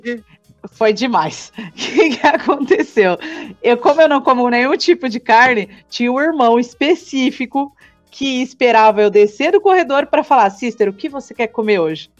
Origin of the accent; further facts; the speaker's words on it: São Paulo, Brazil; eu sou lá de São Paulo, vim servir missão aqui